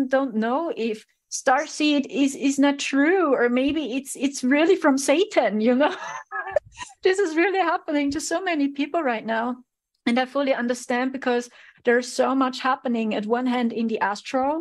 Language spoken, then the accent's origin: English; Germany; I'm a starseed from Germany